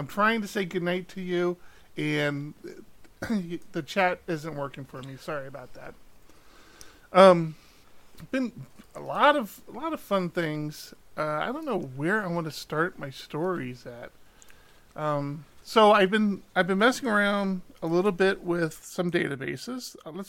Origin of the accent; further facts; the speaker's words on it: Maryland, United States; now in California, United States; When we moved from the East Coast, we were originally from Maryland, and we moved out to California.